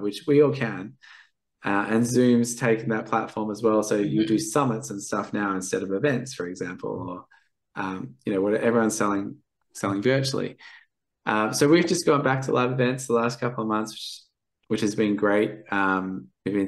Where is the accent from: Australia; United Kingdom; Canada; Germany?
Australia; Perth, Western Australia; I'm from Perth